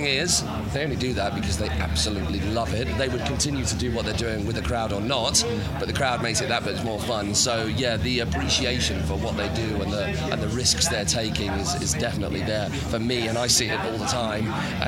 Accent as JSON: {"language": "English", "town": "Chichester", "region": "South East England", "country": "United Kingdom", "tie": "born or raised there", "said": "I'm actually local boy. I live in Chichester, so this is my hometown."}